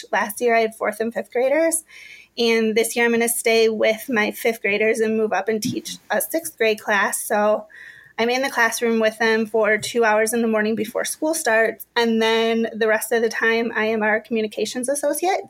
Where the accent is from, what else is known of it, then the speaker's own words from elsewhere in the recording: Menomonie, Wisconsin, United States; moved away as an adult; also born or lived in Chicago; now in St. Paul, United States; I'm from Menominee, Wisconsin, which is, it's a smallish town in western Wisconsin